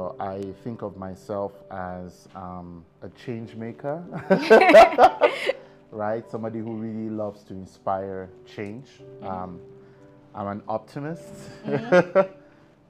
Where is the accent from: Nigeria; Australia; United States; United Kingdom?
Nigeria; Lagos; moved away; also born or lived in Canada; I grew up in Lagos. I was born in Lagos, actually, in Yaba.